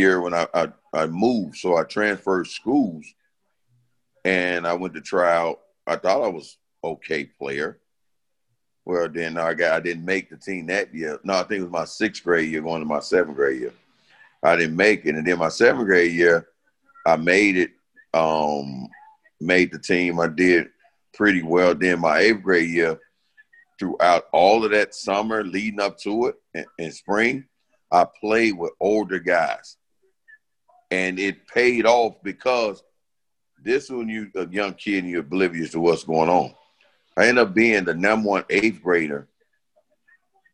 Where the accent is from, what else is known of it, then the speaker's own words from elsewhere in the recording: Chicago, Illinois, United States; I grew up in the Franklin Park area